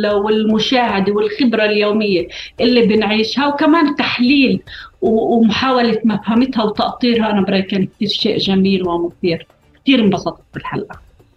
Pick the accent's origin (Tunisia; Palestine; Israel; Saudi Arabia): Israel; al-Marja, Triangle; تروح باقة يقولوا لك من وين انت تكون من المرجة